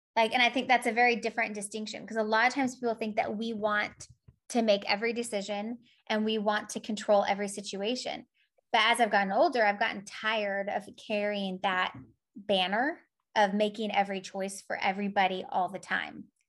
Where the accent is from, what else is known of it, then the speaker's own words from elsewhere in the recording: California, United States; now in Poland; I'm from California